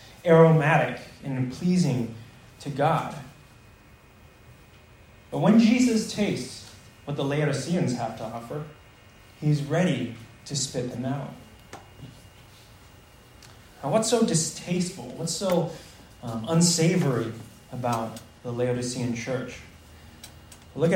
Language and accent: English; United States; many of us Americans